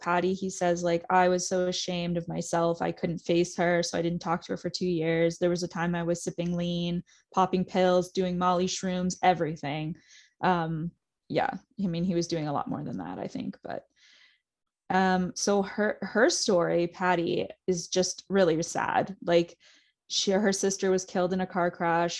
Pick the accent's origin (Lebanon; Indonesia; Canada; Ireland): Canada; Pickering, Ontario; I'm from Pickering, Ontario